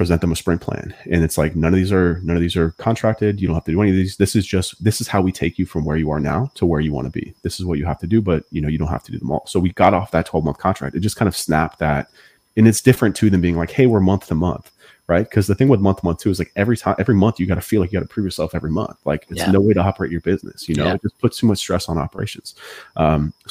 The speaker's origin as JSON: {"language": "English", "region": "Massachusetts", "country": "United States", "said": "I'm from Massachusetts"}